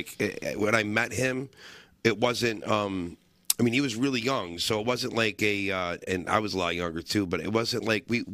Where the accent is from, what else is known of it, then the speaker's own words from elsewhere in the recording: Ilion, New York, United States; That's my hometown